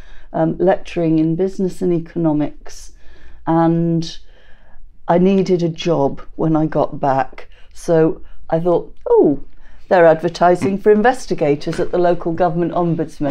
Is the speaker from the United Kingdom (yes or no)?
yes; England, United Kingdom; moved away as an adult; now in Scotland, United Kingdom; I've never, not to my face anyway, ever had an issue with being English